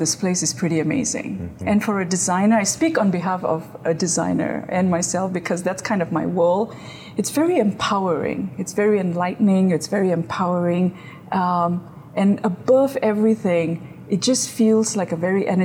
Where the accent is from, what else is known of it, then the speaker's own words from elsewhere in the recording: Malaysia; moved away as an adult; now in United States; Graduated from Malaysia, so I have my graphic design degree from Malaysia. Came to the U.S. to pursue my grad studies.